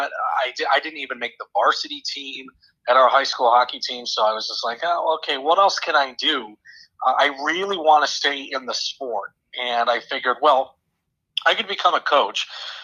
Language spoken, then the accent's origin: English; Littleton, Massachusetts, United States; moved away as an adult; now in Bowling Green, United States; I grew up in Massachusetts, Littleton, Massachusetts